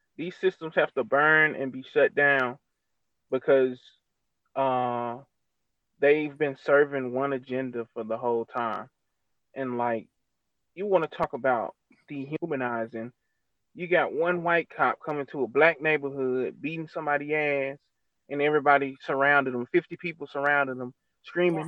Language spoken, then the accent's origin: English; Mississippi, United States; I'm from Mississippi